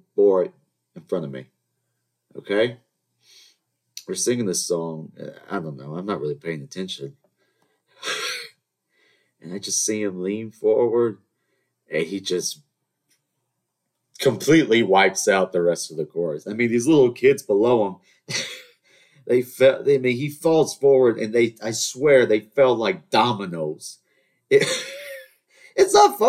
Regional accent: the South, United States; I'm from the South. We're supposed to have manners, Southern charm, all that nonsense

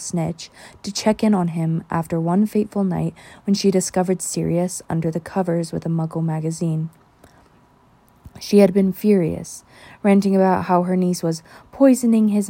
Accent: United States; I am American

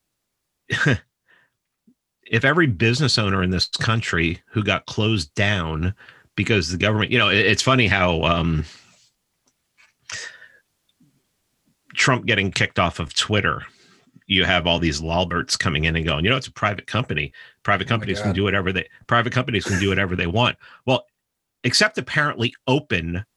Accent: New York, United States; I'm from New York

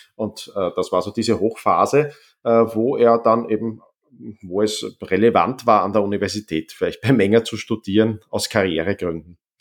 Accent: Vienna, Austria; ich bin dann in Wien weitgehend aufgewachsen

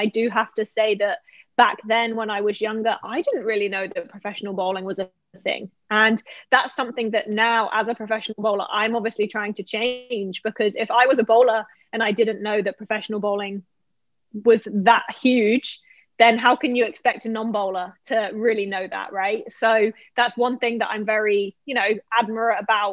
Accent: Bournemouth, South West England, United Kingdom; moved away as an adult; also born or lived in Lake Wales, Florida / Savannah, Georgia; now in Florida, United States; I was born and raised in Bournemouth, England, which is on the south coast of the UK.

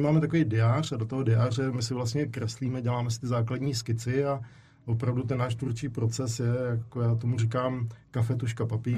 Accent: Prague, Czechia; moved away as an adult; also born or lived in Zlín; já jsem vlastně utekl z Prahy, abych maličko jako zdrhnul od rodičů, tak jsem utíkal do Zlína

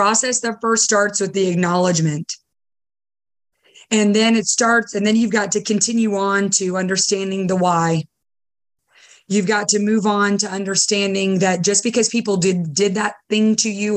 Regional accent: Simpsonville, South Carolina, United States; born or raised there; also born or lived in Beirut, Lebanon / Dubai, United Arab Emirates

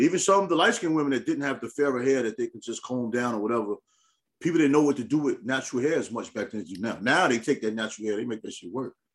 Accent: New York, United States; growing up in New York

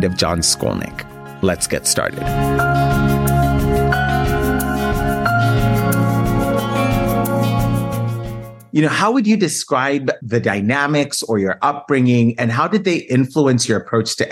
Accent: San Francisco, California, United States; my hometown, San Francisco

